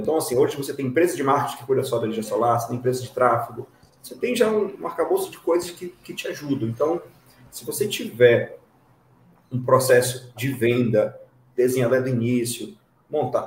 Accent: Breves, Pará, Brazil; now in Belém, Brazil; eu sou do interior do estado, sou de Breves, a 12 horas de navio daqui.

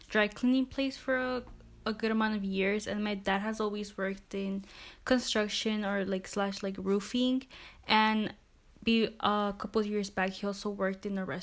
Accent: Milwaukee, Wisconsin, United States; I'm also from Milwaukee, born and raised.

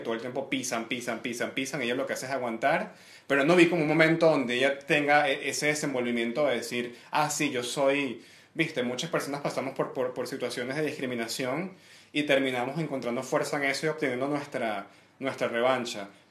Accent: Venezuela; moved away as an adult; now in Santiago, Chile; soy venezolano

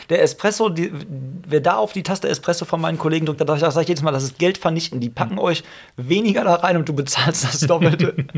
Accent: Hagen, North Rhine-Westphalia, Germany; in meiner Heimatstadt Hagen

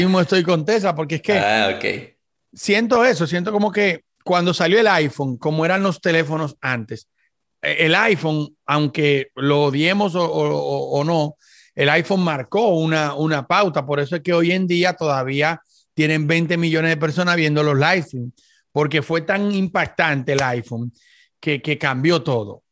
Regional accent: Dominican Republic; yo soy dominicano

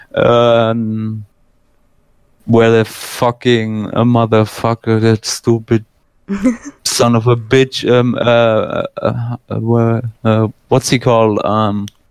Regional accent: Germany; first language German; English is a second language; I was born and raised in Germany

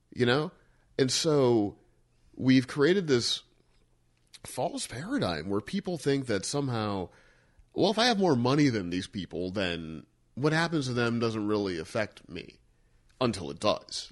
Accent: Missouri, United States; I grew up in Missouri

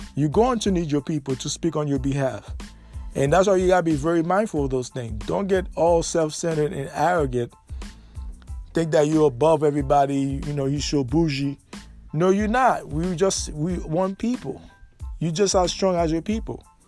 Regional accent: United States; also born or lived in Jacksonville, Florida; we as American

